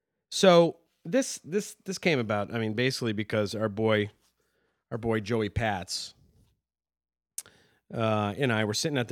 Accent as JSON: {"language": "English", "region": "New England", "country": "United States", "tie": "born or raised there", "said": "Growing up in New England, like..."}